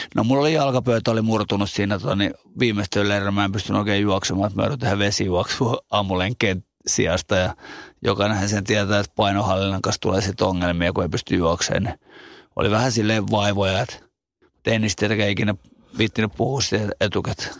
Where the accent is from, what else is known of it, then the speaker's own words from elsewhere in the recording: Finland; kasvanut ja syntynyt Suomessa